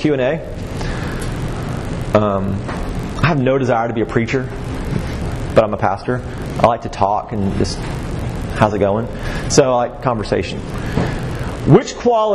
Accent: Waco, Texas, United States; also born or lived in Augusta, Georgia; I'm from Waco, Texas. And I'm a proud Texan, through and through.

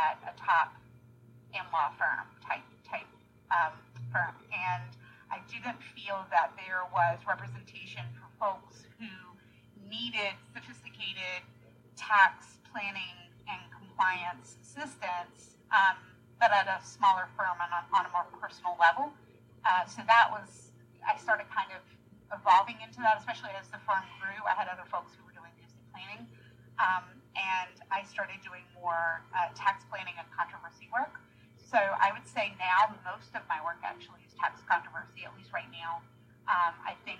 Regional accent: North Carolina, United States; moved away; I'm a North Carolina girl

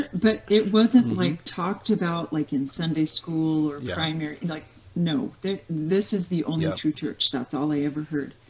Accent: Utah, United States; moved away as an adult; also born or lived in Idaho / Wyoming / Dominican Republic; now in Missouri, United States; I grew up in Utah

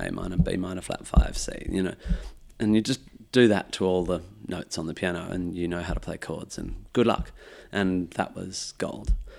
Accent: Perth, Western Australia, Australia; growing up in Perth

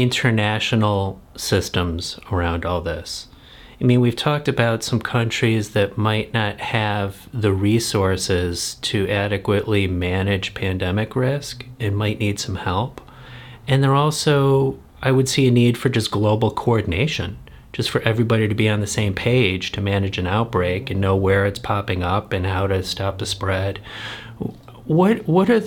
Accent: United States; I'm privileged as an American

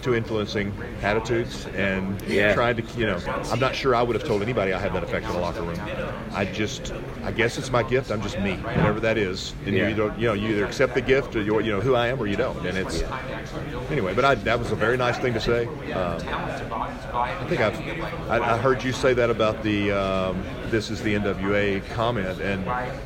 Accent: Pine Bluff, Arkansas, United States; Growing up in Pine Bluff, Arkansas, in the South

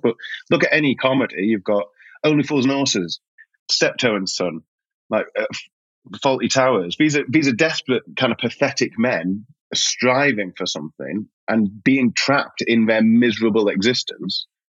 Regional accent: Yorkshire and the Humber, United Kingdom; also born or lived in South East London; now in London, United Kingdom; I'm a Yorkshireman

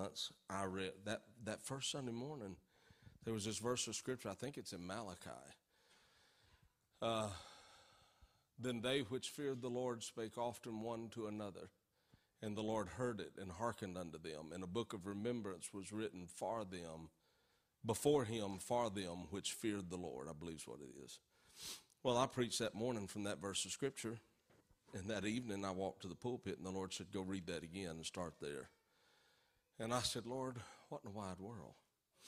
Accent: Norfork, Arkansas, United States; I grew up in Norfolk, Arkansas. And in my southern upbringing

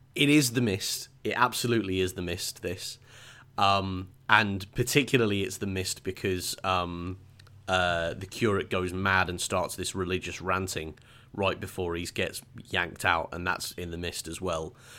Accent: England, United Kingdom; as an English person

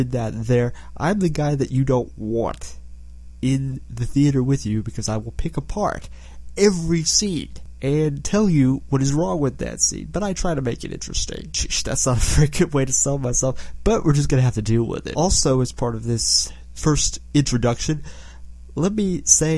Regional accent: Houston, Texas, United States; I'm from Houston, Texas

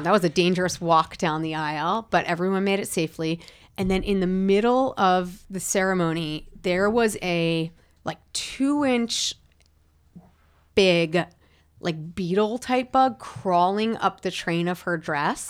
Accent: Rockland County, New York, United States; now in California, United States; growing up in New York

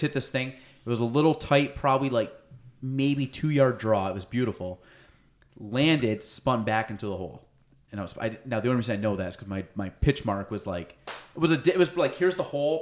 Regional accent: Chazy, New York, United States; so I grew up in Chazy

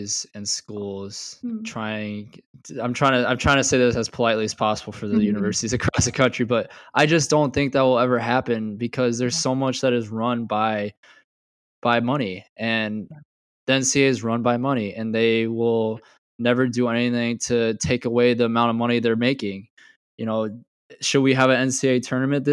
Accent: Marion, Iowa, United States; I grew up in Marion, which is 25-30 minutes away

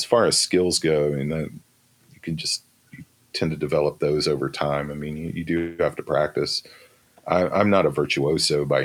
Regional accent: Shreveport, Louisiana, United States; moved away; also born or lived in Austin, Texas; I grew up in Shreveport, Louisiana

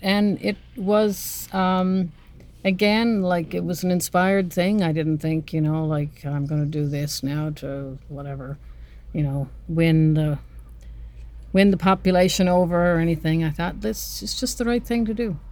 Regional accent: North West River, Newfoundland and Labrador, Canada; moved away as an adult; now in Norris Point, Canada; I'm from Northwest River, Labrador

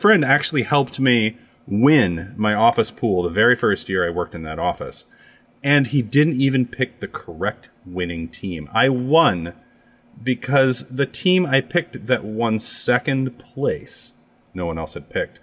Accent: Custer, South Dakota, United States; In the Black Hills of South Dakota, I grew up in Custer.

